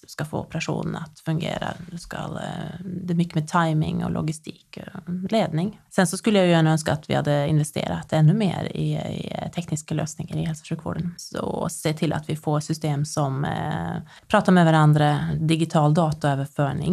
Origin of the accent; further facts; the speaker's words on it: Nedre Eiker, Buskerud, Norway; moved away as an adult; now in Sweden; i Nedre Eiker kommun i eh, Buskerud fylke eh, i Norge. Det är många år sedan jag flyttade från Norge. Jag var 19 när jag flyttade.